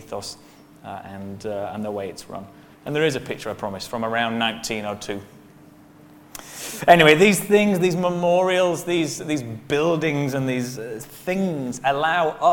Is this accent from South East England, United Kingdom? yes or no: no; Bradford, Yorkshire and the Humber, United Kingdom; moved away as an adult; now in Bahrain; I grew up in Bradford